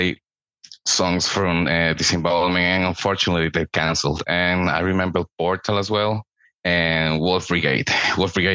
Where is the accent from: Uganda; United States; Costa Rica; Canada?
Costa Rica; Born and raised in Costa Rica